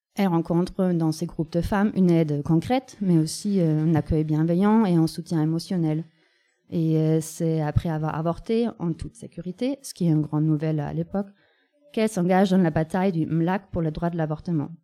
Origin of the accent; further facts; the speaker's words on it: Germany; now in France; dans la capitale de mon pays natal